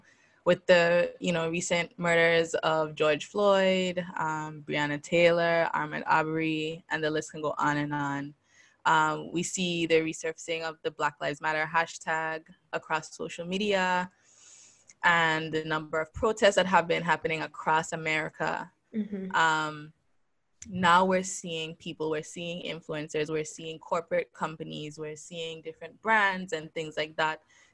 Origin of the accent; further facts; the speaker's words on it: U.S. Virgin Islands; So as you guys know, I am from the Virgin Islands.